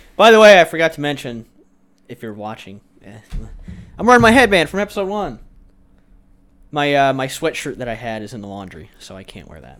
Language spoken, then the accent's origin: English; Iowa, United States; I'm from Iowa